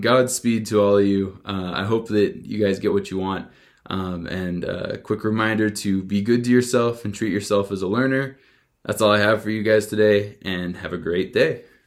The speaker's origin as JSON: {"language": "English", "town": "Tooele", "region": "Utah", "country": "United States", "tie": "born or raised there", "also_born_or_lived": "Las Vegas", "moved": "as an adult", "said": "I had to leave behind my hometown of Tooele."}